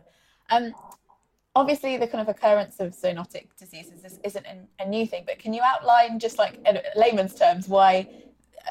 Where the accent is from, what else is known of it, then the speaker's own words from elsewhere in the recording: United Kingdom; accent: British; my British accent.